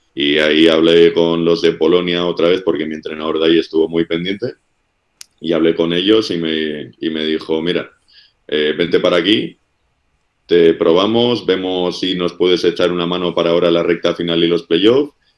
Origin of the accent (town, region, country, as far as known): Basque Country, Spain; moved away as an adult